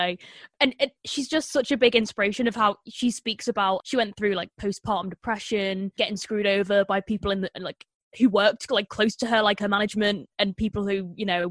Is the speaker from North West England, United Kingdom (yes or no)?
yes; Liverpool, North West England, United Kingdom; I'm from Liverpool